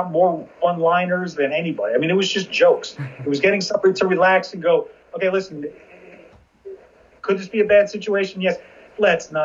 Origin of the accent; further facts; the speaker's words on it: New Jersey, United States; also born or lived in Virginia; I'm from Jersey.